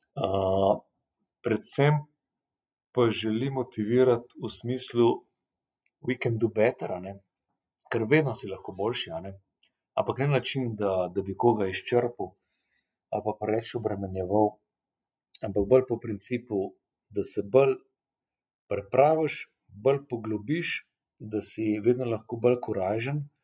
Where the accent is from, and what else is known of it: Slovenia